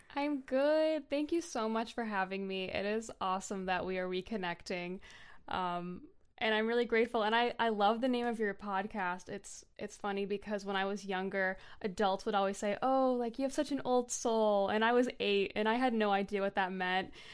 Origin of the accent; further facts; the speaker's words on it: North Shore, Massachusetts, United States; I grew up on the North Shore, Massachusetts.